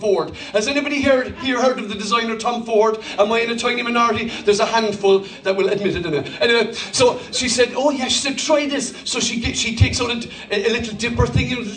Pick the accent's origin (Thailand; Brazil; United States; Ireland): Ireland; I'm not German, I'm Irish